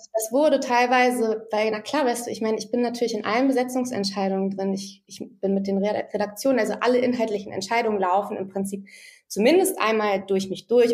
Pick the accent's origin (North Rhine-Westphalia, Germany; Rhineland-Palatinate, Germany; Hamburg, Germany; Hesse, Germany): Hamburg, Germany; moved away as an adult; also born or lived in Ludwigsburg; Ich komme ja eigentlich aus Hamburg oder bin da aufgewachsen.